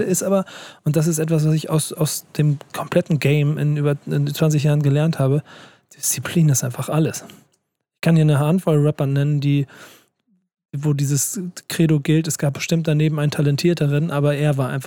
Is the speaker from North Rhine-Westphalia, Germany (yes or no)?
no; Hamburg, Germany; Und ich als Hamburger habe mir das auf die Fahne geschrieben, das kann ich jetzt mal öffentlich so sagen.